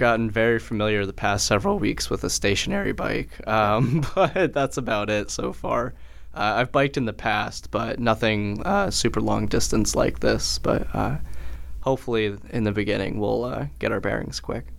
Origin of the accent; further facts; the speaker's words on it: Colchester, Connecticut, United States; originally I'm from Colchester, Connecticut